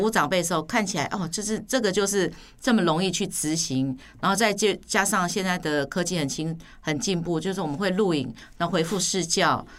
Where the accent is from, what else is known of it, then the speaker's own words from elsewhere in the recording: Taipei, Taiwan; moved away as an adult; also born or lived in Yonghe; now in Ren'ai Township, Taiwan; 是台北人